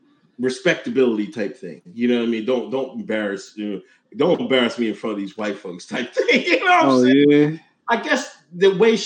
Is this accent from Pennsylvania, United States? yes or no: yes; Exton, Pennsylvania, United States; I grew up in Exton, Pennsylvania.